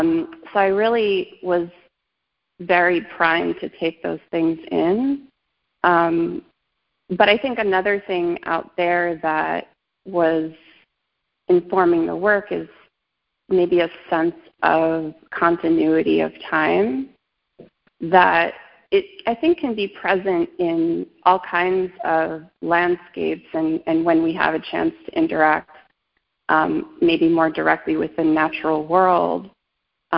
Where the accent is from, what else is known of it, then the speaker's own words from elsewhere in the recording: Brooklyn, New York, United States; also born or lived in Long Island; but I'm from New York.